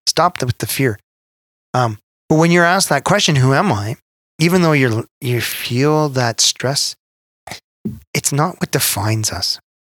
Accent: Canada

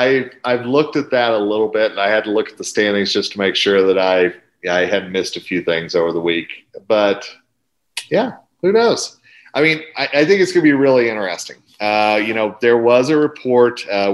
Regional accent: Oklahoma, United States; now in Colorado, United States; everybody knows that's my home state. You know, originally I am a Colorado transplant

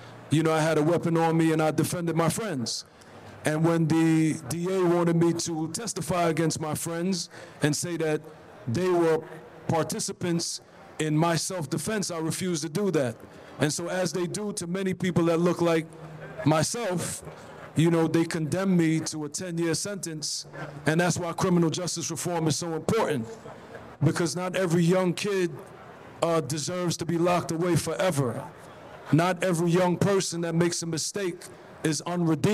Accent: Belize City, Belize District, Belize; moved away; also born or lived in Brooklyn, New York, United States; I grew up on the south side of Belize City

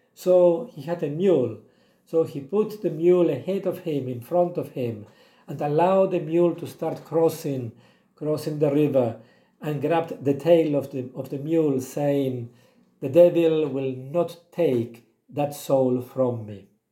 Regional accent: Argentina; now in Eswatini; I was born in Argentina

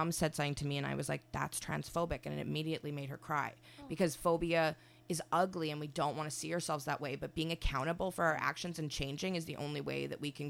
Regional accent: Winnipeg, Manitoba, Canada; moved away as an adult; now in Toronto, Canada; I'm from Winnipeg originally

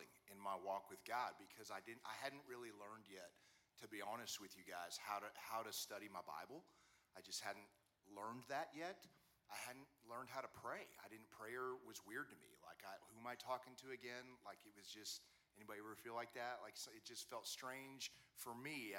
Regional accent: Wichita, Kansas, United States; I grew up in Wichita, Kansas

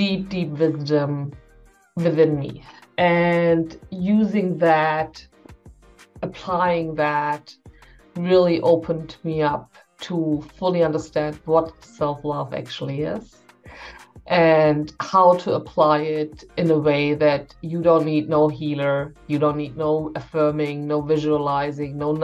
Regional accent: Germany; also born or lived in Berlin; I'm from Germany. I'm based in Berlin

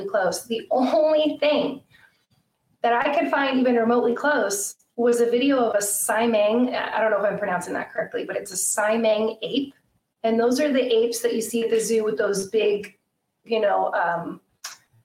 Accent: Idaho, United States; also born or lived in Lake Tahoe, California / California; now in Washington, United States; I grew up in Idaho

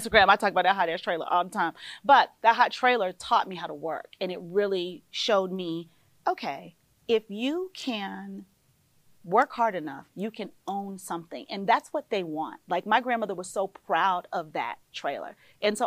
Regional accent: Panama City, Florida, United States; moved away; also born or lived in Buckhead, Georgia; I grew up in Panama City, Florida, born in a housing project, raised in a mobile home park

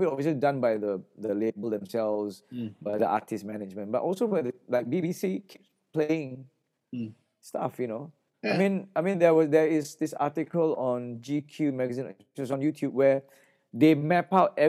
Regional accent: Singapore

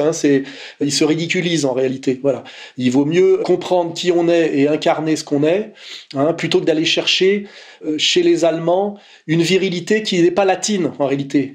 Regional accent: France; on est français

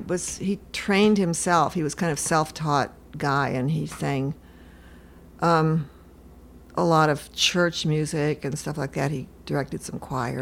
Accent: California, United States; also born or lived in Seattle; I'm from Washington State in California. I was born in Seattle.

